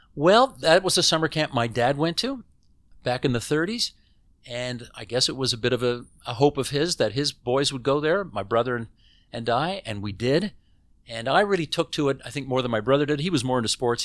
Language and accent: English; Hamilton, Ontario, Canada; moved away as an adult; now in Toronto, Canada; I lived in Hamilton the first eighteen years of my life